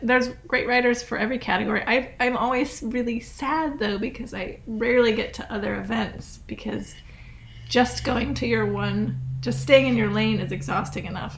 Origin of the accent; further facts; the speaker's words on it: Scottsville, Virginia, United States; also born or lived in Fluvanna County, Virginia / Massachusetts; my hometown Scottsville, Virginia